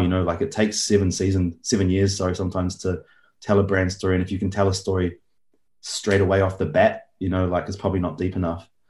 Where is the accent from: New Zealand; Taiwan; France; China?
New Zealand; Auckland; I grew up in Auckland, New Zealand.